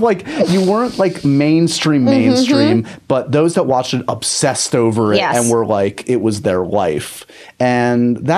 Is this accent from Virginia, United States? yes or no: no; New York, United States; And being a New Yorker and being someone that...